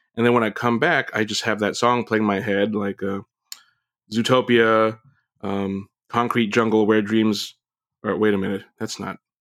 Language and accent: English; Vallejo, California, United States; also born or lived in Oakland, California; I was born in Oakland, lived there for a little bit, and then I moved to Vallejo, which is um, more suburby at that point